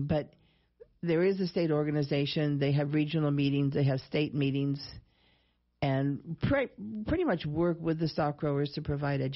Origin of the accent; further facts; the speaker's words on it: Colorado, United States; also born or lived in New Mexico; now in Wyoming, United States; I was born in Colorado on a farm and then ranched there and ranched in New Mexico and then up here